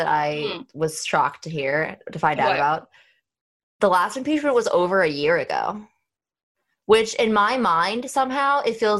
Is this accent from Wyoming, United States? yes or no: yes; Wyoming, United States; my home state of Wyoming.